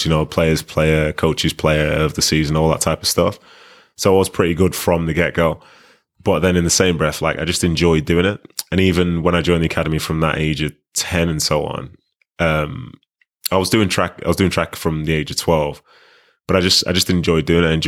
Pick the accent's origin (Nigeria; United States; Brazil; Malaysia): Nigeria; now in Manchester, United Kingdom; coming from Nigeria, like those first few years, we were living in Manchester, but it was a very Nigerian household. There's no real British influence within it.